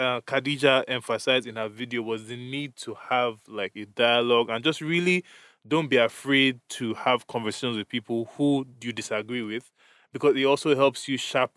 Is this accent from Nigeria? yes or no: yes; Nigeria; moved away; we grew up in Nigeria, so I was socialized in a certain way